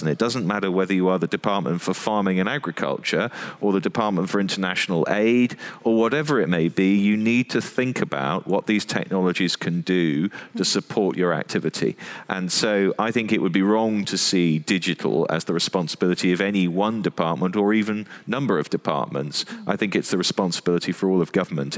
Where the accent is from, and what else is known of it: United Kingdom